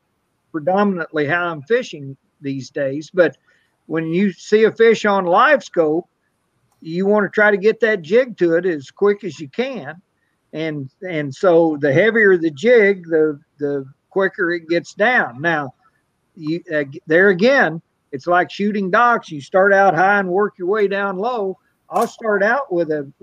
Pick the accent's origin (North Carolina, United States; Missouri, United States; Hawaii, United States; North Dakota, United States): Missouri, United States; Bootheel; I'm from the Boot Hill. Everything we eat's fried